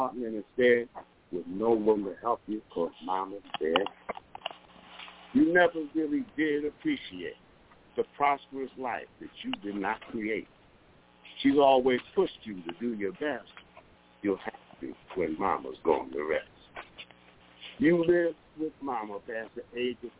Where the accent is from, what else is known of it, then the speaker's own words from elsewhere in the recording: New York City, New York, United States; now in Rochester, United States; I'm from down from Harlem, you know, but I'm here in Rochester